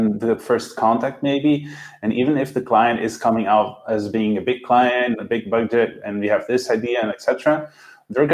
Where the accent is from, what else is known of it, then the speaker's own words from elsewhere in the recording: Brazil; now in Porto, Portugal; I was born in Brazil. I have German citizenship, and I live in Porto, Portugal.